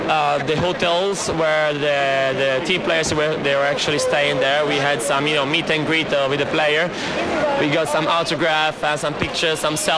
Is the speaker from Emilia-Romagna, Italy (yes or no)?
yes; Riccione, Emilia-Romagna, Italy; English is a second language; moved away as an adult; now in London, United Kingdom; From Riccione